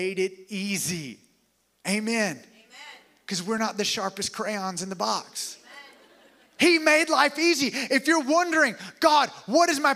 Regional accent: the South, United States; also born or lived in Alabama; now in Tampa, United States; I was raised here in the South

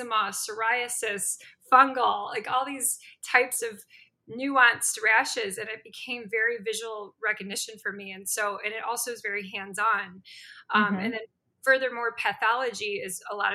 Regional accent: Chicago, Illinois, United States; also born or lived in St. Louis, Missouri / Spain / Los Angeles, California / Spokane, Washington; I'm actually from Chicago, from the suburbs

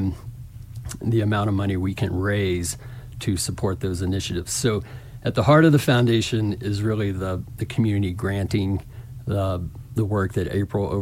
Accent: Little Rock, Arkansas, United States; accent: southern, hint of Texas drawl; now in Telluride, United States; I grew up in Little Rock

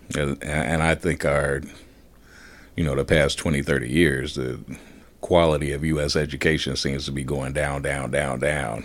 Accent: Gary, Indiana, United States; as a kid growing up in Gary

